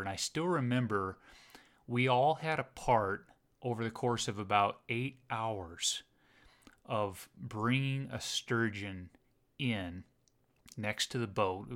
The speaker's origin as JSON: {"language": "English", "region": "Southern Oregon", "country": "United States", "tie": "born or raised there", "said": "I grew up actually in Southern Oregon"}